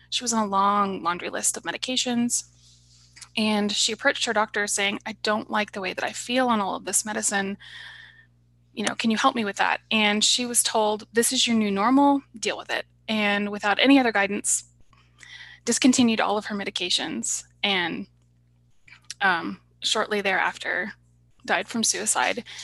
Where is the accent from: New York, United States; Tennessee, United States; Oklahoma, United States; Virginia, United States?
Oklahoma, United States; Tulsa; Well, I was born in Tulsa, Oklahoma, and uh, was raised there. And I went to college at Southwestern Oklahoma State University, which is in Weatherford, Oklahoma.